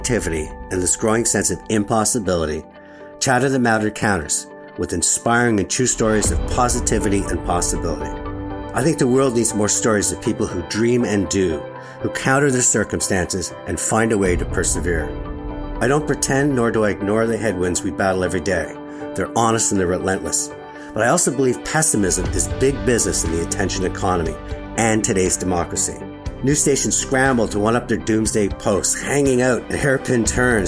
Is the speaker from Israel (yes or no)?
no; Montreal, Quebec, Canada; my hometown of Montreal